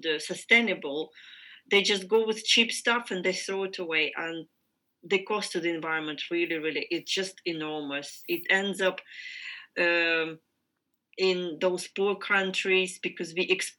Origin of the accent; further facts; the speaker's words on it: Ukraine; I am from Ukraine